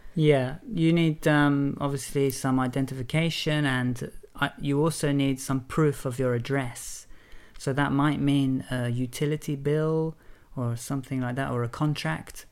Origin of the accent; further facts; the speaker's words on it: England, United Kingdom; I'm English and my family and friends are all in England